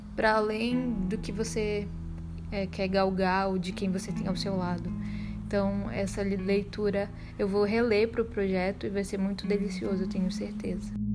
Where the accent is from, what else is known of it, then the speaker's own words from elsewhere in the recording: Belém, Pará, Brazil; now in Salvador, Brazil; Sou paraense de nascimento, nasci em Belém do Pará, terra do açaí